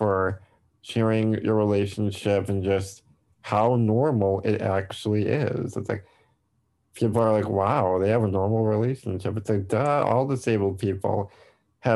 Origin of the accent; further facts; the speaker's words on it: near Milwaukee, Wisconsin, United States; I'm from Wisconsin, near the Milwaukee area